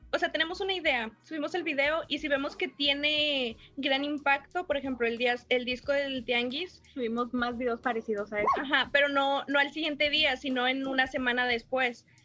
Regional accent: Monterrey, Nuevo León, Mexico; porque somos de Monterrey

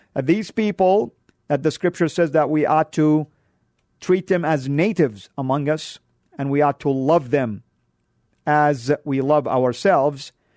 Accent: Saudi Arabia; now in United States; I'm Born and raised in Saudi. I come from a country that is considered to be the heartland of Islam

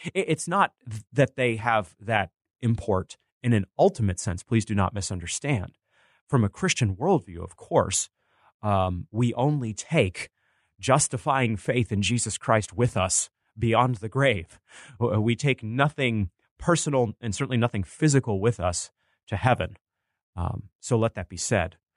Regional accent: Bangor, Maine, United States; growing up in Maine

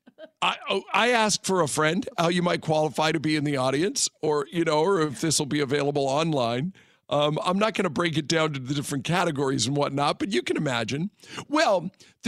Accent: the Northwest, Pacific Northwest, United States; now in Las Vegas, United States; I'm from the Northwest

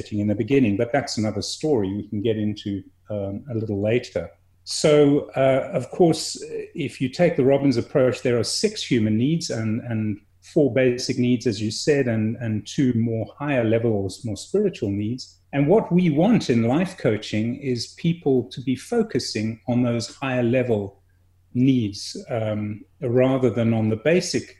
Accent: South Africa; also born or lived in England; My family emigrated when I was a fairly young boy. I moved to a different country. I'm English born and, you know, now South African bred

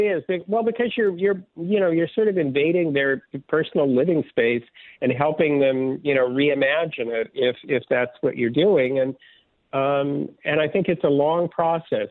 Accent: Southern California, United States; also born or lived in Midwest; I was born in the Midwest, but essentially grew up in Southern California

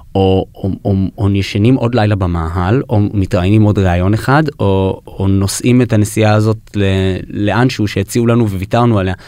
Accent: New York, United States; born or raised there; moved away

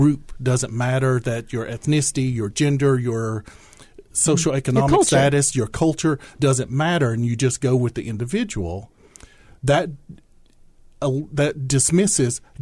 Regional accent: southeastern Kentucky, United States; also born or lived in Langston, Oklahoma; I was born in Oklahoma, grew up in southeastern Kentucky

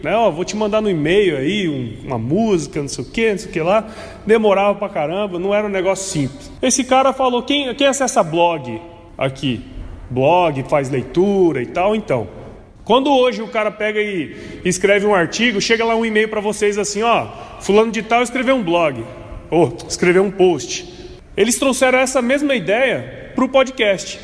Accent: Cuiabá, Mato Grosso, Brazil; sou cuiabano, né, de Chapecruz

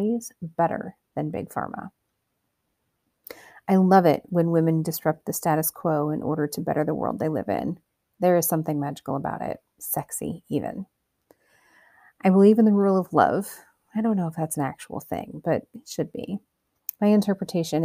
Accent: Cedar Rapids, Iowa, United States; born or raised there

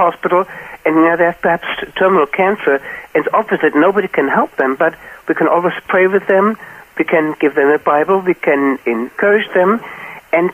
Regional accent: Wiesbaden, Hesse, Germany; moved away as an adult; also born or lived in Peru; I'm in Wiesbaden, my hometown Wiesbaden

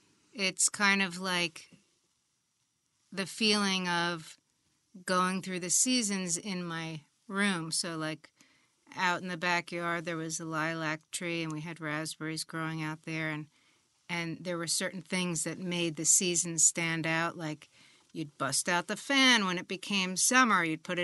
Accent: West Orange, New Jersey, United States; also born or lived in Germany; I grew up in West Orange, New Jersey.

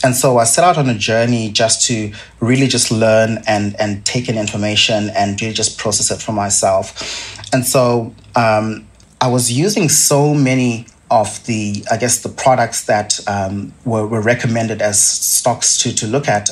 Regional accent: Zimbabwe; now in Australia; As you can probably tell from my accent, I didn't grow up in Australia. Um, I grew up in, in Zimbabwe

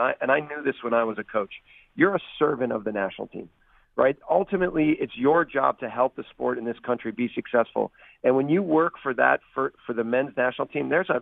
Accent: United States; as American coaches

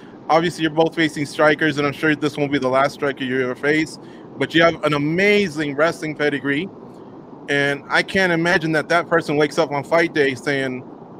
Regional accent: Iowa, United States; now in Florida, United States; from Iowa, living in Florida.

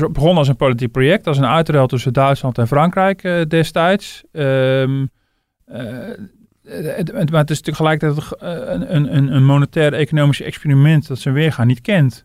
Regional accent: Netherlands

